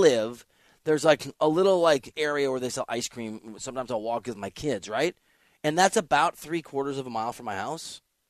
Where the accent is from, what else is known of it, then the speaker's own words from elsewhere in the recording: Midwest, United States; I'm from that part of the country, so I'm not a Detroit guy. I'm from the Midwest.